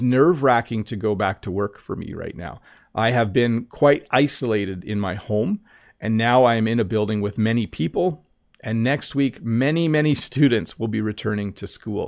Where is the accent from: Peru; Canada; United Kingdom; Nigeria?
Canada; When I was in kindergarten, so school in Canada goes from kindergarten up